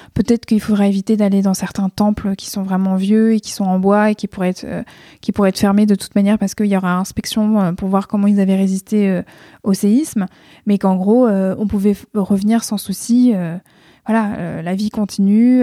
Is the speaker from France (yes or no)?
yes; France; also born or lived in Tokyo, Japan; je suis française, que mon pays de naissance, c'est pas le Japon